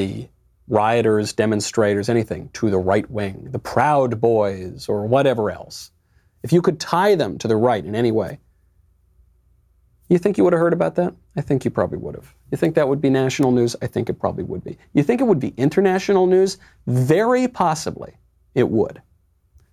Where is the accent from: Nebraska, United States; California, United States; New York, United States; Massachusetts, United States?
New York, United States; now in Los Angeles, United States; I'm American, I'm New York original, I live in L.A.